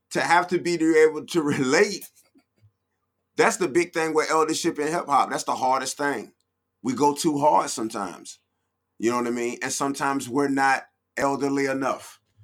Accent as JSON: {"language": "English", "town": "Norfolk", "region": "Virginia", "country": "United States", "said": "I am from Norfolk, Virginia, VA 804 757"}